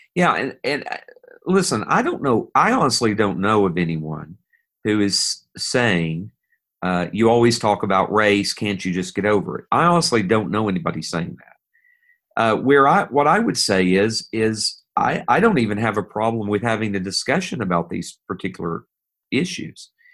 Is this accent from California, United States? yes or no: no; East Tennessee, United States; I'm from Tennessee, and I'm from East Tennessee. I'm a hillbilly from up in that area